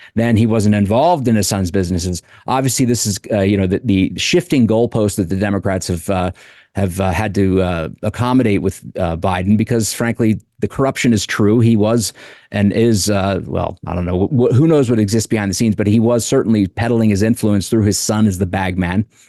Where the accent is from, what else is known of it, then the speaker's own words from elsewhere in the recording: Wilmington, Delaware, United States; Wilmington, Delaware, my hometown